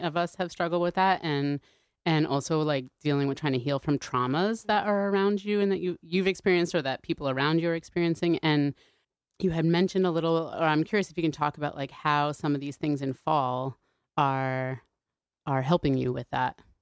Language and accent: English; Connecticut, United States; I grew up here also